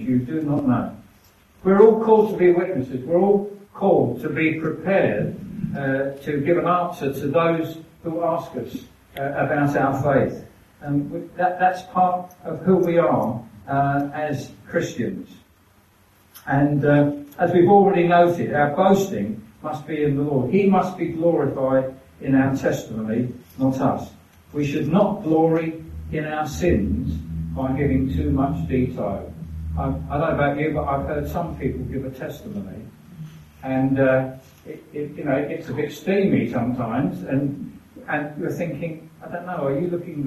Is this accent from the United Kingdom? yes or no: yes; England, United Kingdom; We're English